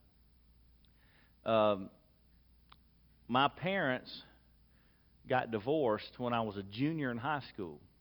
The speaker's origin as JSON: {"language": "English", "town": "Lexington", "region": "South Carolina", "country": "United States", "tie": "born or raised there", "said": "I was born in 1972 in Lexington, South Carolina, to parents who prioritized going to church"}